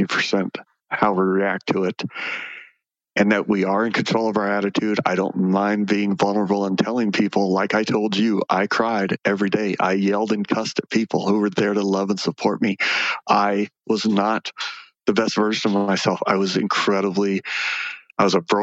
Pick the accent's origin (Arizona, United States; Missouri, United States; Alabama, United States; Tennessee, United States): Arizona, United States; Phoenix; I was born and raised in Phoenix